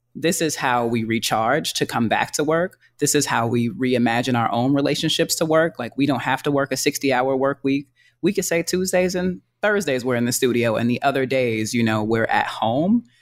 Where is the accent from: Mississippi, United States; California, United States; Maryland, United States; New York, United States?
New York, United States; New York City; I'm from Harlem